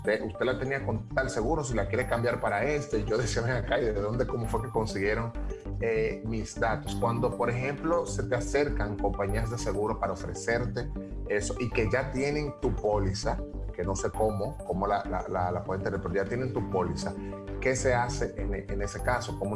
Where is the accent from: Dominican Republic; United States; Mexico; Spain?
Dominican Republic; Uno de los principales errores que cometemos nosotros como dominicanos